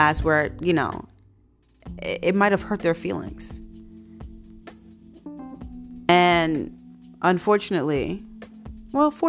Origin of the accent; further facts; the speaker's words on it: New York City, New York, United States; I grew up in Brooklyn, New York, born and raised